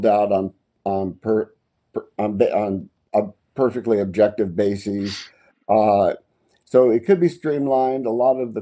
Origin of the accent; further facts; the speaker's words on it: Florida, United States; I grew up in Florida.